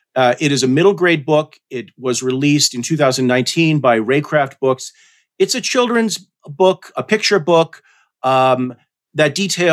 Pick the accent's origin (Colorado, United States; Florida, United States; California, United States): Colorado, United States; Denver; also born or lived in Rosebud Indian Reservation, South Dakota; it's the Rosebud Sioux Tribe, but we prefer to go by our names, the Sichangu Lakota people. And I grew up in Denver, but my mom was grew up on the reservation, so I would spend many summers on the reservation.